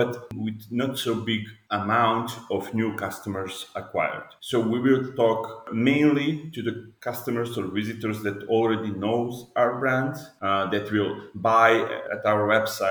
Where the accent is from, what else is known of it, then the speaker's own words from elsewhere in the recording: Belgrade, Serbia; I'm from Belgrade, Serbia